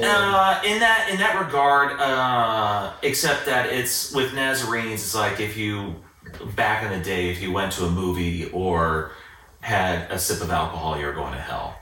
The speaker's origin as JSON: {"language": "English", "town": "Fishers", "region": "Indiana", "country": "United States", "tie": "born or raised there", "said": "literally grew up in fishers"}